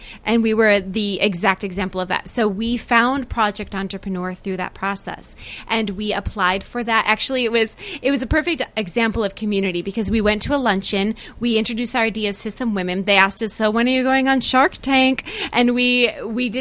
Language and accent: English; Akron, Ohio, United States; we are from Akron, Ohio.